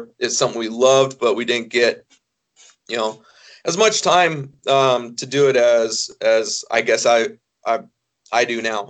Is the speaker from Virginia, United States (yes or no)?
no; Oregon, United States; now in Idaho, United States; I was born in Oregon, live in Idaho now